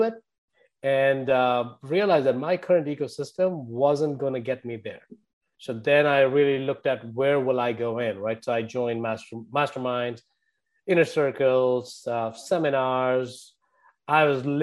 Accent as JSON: {"language": "English", "country": "India", "tie": "born or raised there", "moved": "as an adult", "lives_now": "United States", "said": "if my accent didn't give away, I grew up in India. I've been here for over 22 years now."}